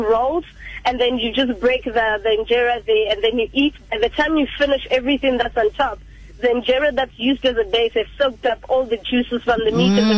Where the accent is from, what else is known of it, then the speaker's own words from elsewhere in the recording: South Africa; I was traveling as a South African